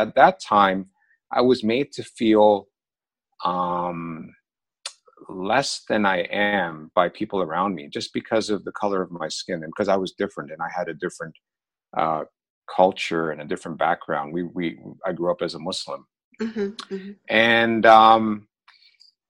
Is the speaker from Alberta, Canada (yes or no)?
no; Oshawa, Ontario, Canada; also born or lived in London, England / Toronto; I was born in London, England. My parents were immigrants from Pakistan there. And they moved to Canada when I was very young. I was 5 years old. And we initially lived in Toronto for a couple of years. But then we moved to a smaller town / city east of Toronto, about 30 miles, called Oshawa.